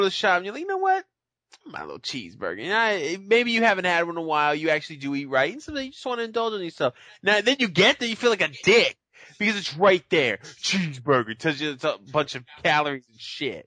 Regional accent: Boston, Massachusetts, United States; Because I'm from Boston.

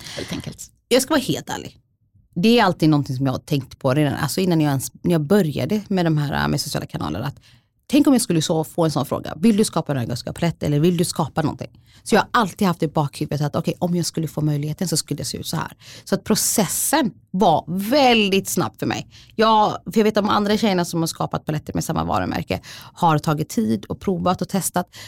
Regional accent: Sweden; jag är svensk för jag har bott här hela mitt liv

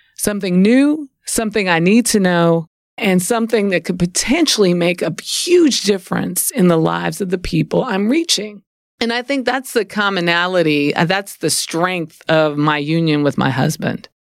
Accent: New Orleans, Louisiana, United States; I'm from New Orleans

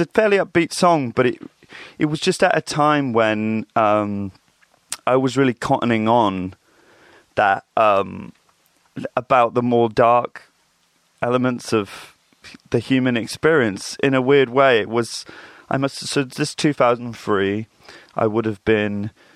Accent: Reading, South East England, United Kingdom; I grew up in Reading, Berkshire

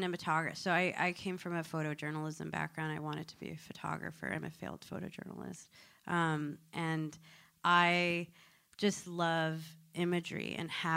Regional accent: Connecticut, United States; I grew up in Connecticut

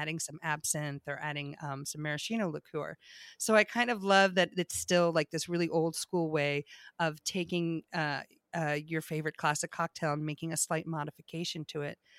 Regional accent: New York, United States; also born or lived in Maryland, Virginia area; being a New Yorker

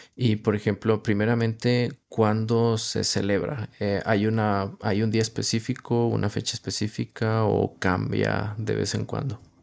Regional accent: Northeast Mexico, Mexico; yo soy del noreste de México

